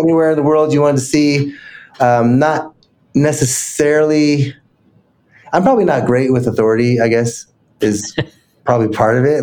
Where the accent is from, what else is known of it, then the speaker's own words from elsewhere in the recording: Salt Lake City, Utah, United States; I grew up in Salt Lake